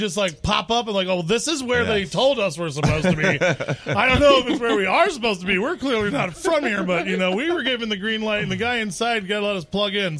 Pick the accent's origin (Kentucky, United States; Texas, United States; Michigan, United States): Kentucky, United States; I'm from Kentucky.